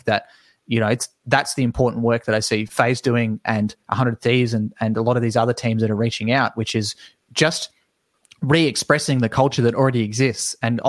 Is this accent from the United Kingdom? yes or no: no; Australia; As an Australian, it's impossible.